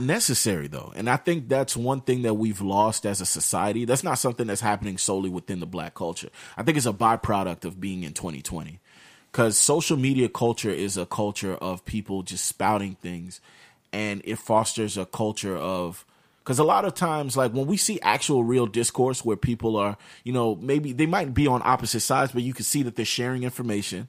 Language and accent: English; United States; we we grew up in America